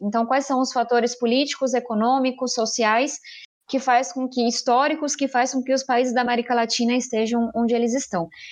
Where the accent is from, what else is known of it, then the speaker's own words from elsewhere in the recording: São Paulo, Brazil; eu venho da periferia de São Paulo